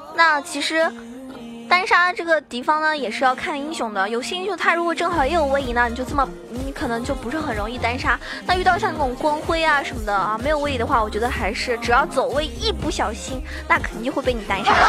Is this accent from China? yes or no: yes; China; 依旧作为中国人